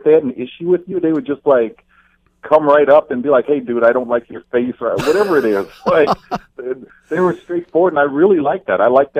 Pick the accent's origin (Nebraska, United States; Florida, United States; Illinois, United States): Florida, United States; Fort Lauderdale; moved away as an adult; now in Hamilton, Canada; I'm from Fort Lauderdale, Florida.